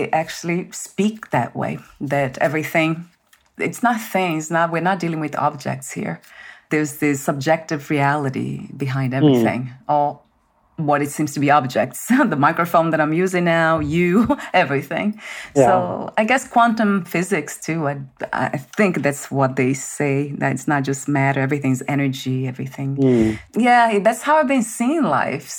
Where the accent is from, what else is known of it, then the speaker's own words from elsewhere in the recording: Brazil; now in United States; I was born in Brazil, and then I came here